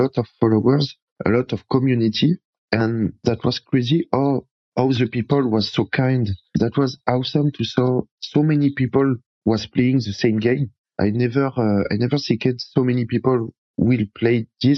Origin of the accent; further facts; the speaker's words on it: Paris, Île-de-France, France; English is a second language; moved away as an adult; now in near Bordeaux, France; I'm from France, from Paris.